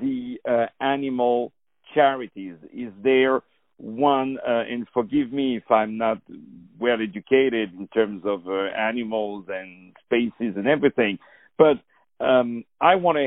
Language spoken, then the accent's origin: English; France; I'm from France